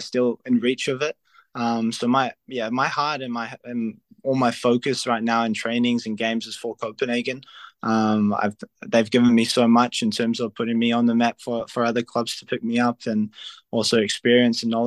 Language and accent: English; New Zealand; moved away as an adult; now in Serbia; I'm from New Zealand, and I'm very proud of my home country